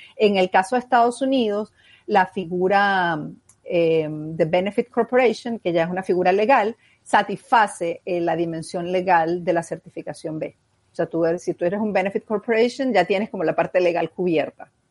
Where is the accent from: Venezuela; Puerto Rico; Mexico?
Venezuela; como venezolanos